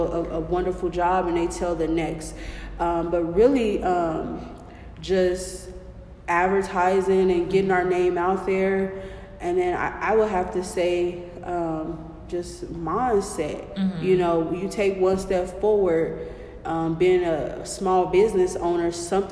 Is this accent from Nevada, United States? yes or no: no; Kansas City, Missouri, United States; I'm born and raised in Kansas City